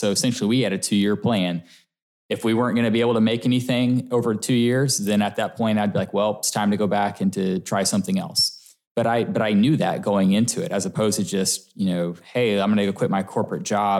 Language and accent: English; Coppell, Texas, United States; now in Frisco, United States; I did. I grew up in Coppell, which is also Dallas, yep. And then moved to Frisco about 6 years ago now.